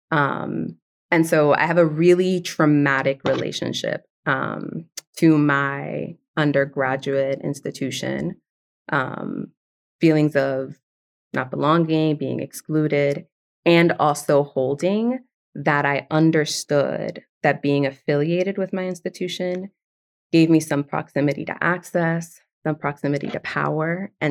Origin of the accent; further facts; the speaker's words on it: New York City, New York, United States; first language Spanish; English is a second language; So I'm a second generation Dominican immigrant, um, born and raised in the South Bronx, but very much from an immigrant household. Like my first language was Spanish.